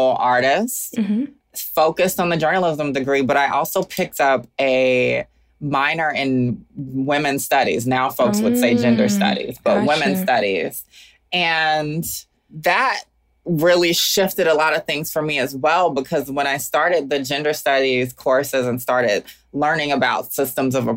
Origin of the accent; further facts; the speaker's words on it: Augusta, Georgia, United States; moved away as an adult; also born or lived in Atlanta, Georgia / Oakland, California; now in Brooklyn, United States; Even though I live in Brooklyn now, I am forever from Augusta, Georgia